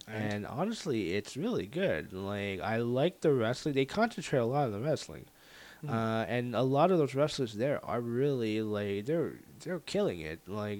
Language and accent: English; Winnipeg, Manitoba, Canada; I was like, I'm from Winnipeg, you idiot.